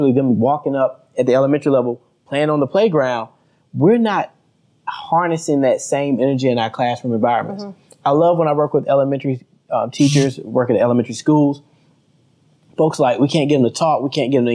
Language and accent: English; the South, United States; I'm from the South. We don't have as many skyscrapers.